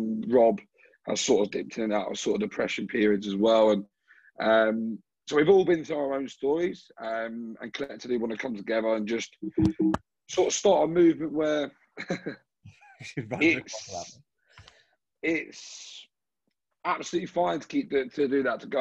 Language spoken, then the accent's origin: English; Brighton, South East England, United Kingdom; now in Sydney, Australia; I'm from Brighton in the UK, and I live in Sydney.